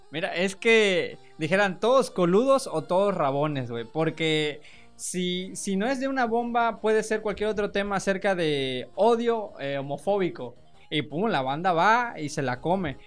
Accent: Mexico; ser mexicano

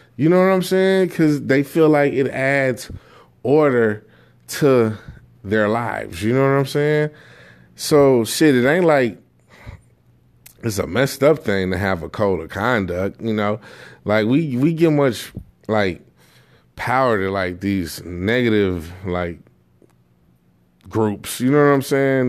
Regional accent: Chicago, Illinois, United States; I grew up in the Inglewood, um, I wanna say Inglewood, Gresham area

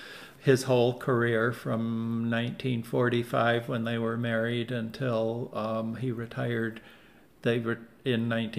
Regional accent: Midland, Michigan, United States; moved away; also born or lived in West Palm Beach, Florida; I grew up in Midland, Michigan, and my uncle was Alden Dow.

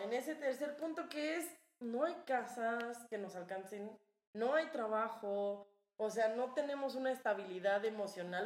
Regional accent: Cuernavaca, Morelos, Mexico; now in Mexico City, Mexico; de Cuernavaca

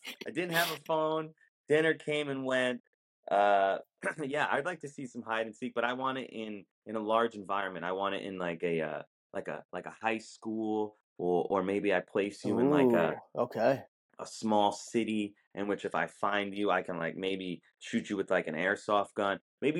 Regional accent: New York, United States; I'm from New York

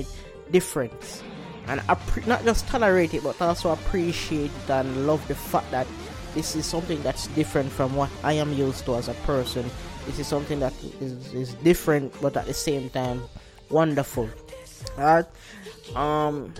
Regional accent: Jamaica; I'm Jamaican

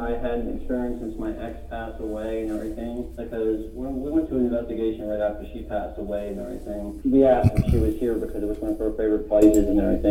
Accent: Altoona, Pennsylvania, United States; Tats has been in my hometown, where I'm living now.

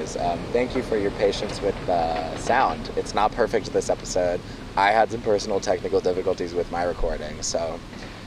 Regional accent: Cooperstown, New York, United States; I grew up in Cooperstown, New York

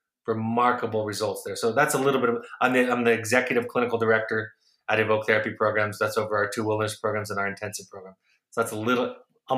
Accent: Los Angeles, California, United States; also born or lived in Orange County, California; I grew up in Southern California, Los Angeles and Orange County

